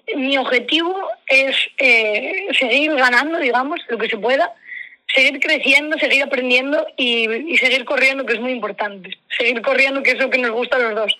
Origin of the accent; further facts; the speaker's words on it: Asturias, Spain; now in Ferrol, Spain; allí en mi tierra, que yo soy asturiana. yo vivo en Ferrol, pero soy asturiana de, de un pueblo que, bueno, Gineo